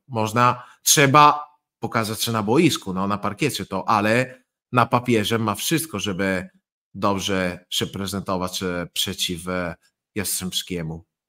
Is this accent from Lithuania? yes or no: no; Italy; Polish is a second language; mieszkając blisko Słowenii, więc e, blisko środkowej Europy